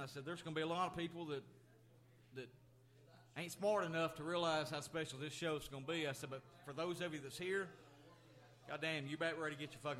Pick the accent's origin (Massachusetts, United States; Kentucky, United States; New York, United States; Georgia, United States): Kentucky, United States; moved away; I was born and raised in Kentucky